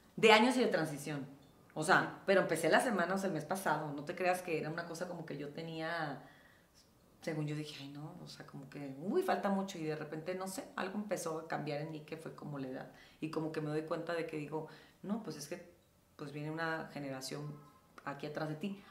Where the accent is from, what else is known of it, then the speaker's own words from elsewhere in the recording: Los Mochis, Sinaloa, Mexico; moved away as an adult; now in Mexico City, Mexico; cuando llegué aquí a la Ciudad de México, que llegué a los 19 años y pues venía de un mini lugar como Los Mochis, de haber estado siempre viviendo en casa de mis papás